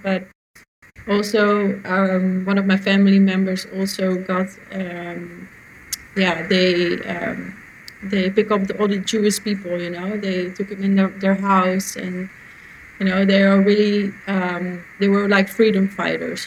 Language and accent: English; Netherlands; I'm from Holland